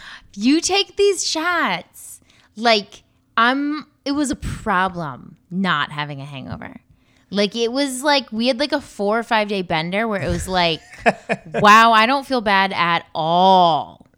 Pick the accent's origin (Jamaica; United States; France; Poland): Poland; That's my home country.